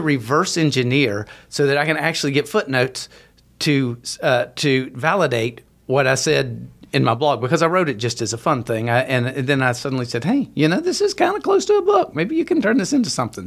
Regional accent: West Virginia, United States; moved away as an adult; I, I grew up in in West Virginia.

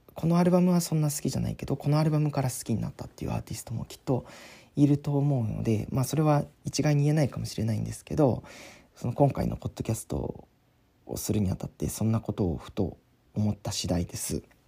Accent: San'in, Japan; 僕の地元の FM 山陰

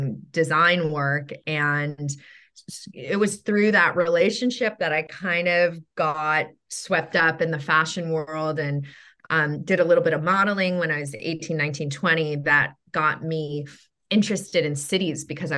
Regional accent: Mill Valley, California, United States; moved away as an adult; also born or lived in New York City; now in Los Angeles, United States; I grew up in Marin in Mill Valley

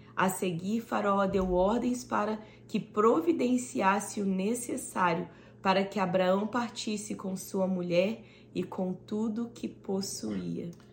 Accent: Brazil; now in Austin, United States; Nós que somos brasileiros

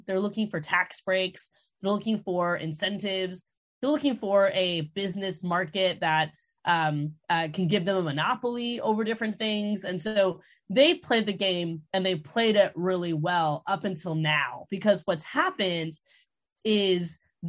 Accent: Orlando, Florida, United States; So I grew up in Orlando

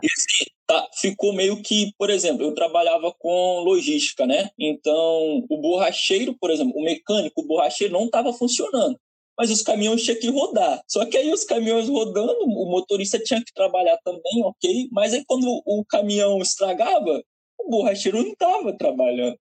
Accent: Mantena, Minas Gerais, Brazil; now in Portugal; eu sou de Mantena

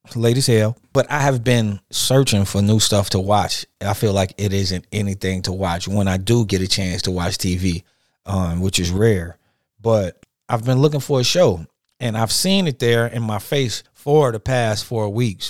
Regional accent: Detroit, Michigan, United States; moved away; Growing up, my father played the tenor saxophone. You know, uh, I'm from Detroit originally.

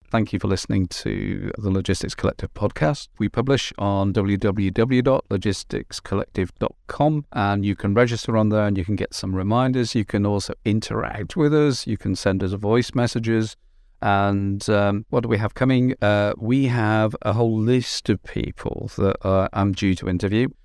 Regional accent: Merseyside, North West England, United Kingdom; moved away; I'm, I'm from Merseyside originally

